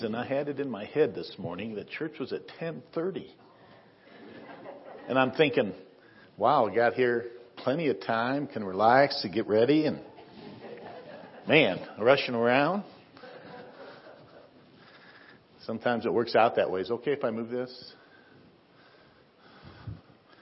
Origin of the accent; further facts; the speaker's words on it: Northwest Ohio, United States; now in Windsor, United States; So we grew up in Northwest Ohio.